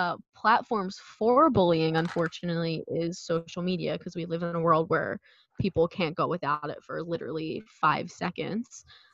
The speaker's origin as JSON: {"language": "English", "town": "Philadelphia", "region": "Pennsylvania", "country": "United States", "tie": "born or raised there", "accent": "South Philly", "said": "if I'm talking to people from South Philly, like if I see someone from high school on the street, my accent comes back."}